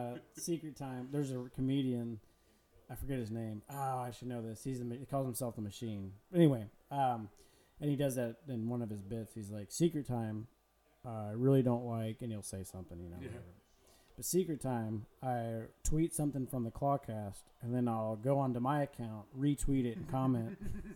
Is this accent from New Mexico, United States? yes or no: no; Kansas City, Missouri, United States; growing up in the Kansas City area